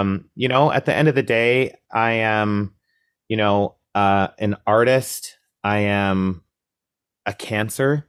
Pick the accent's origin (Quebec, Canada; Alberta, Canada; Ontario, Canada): Alberta, Canada; Coaldale; now in Toronto, Canada; I grew up in Southern Alberta, really, really small town, uh, conservative, um, environment, a town called Coldale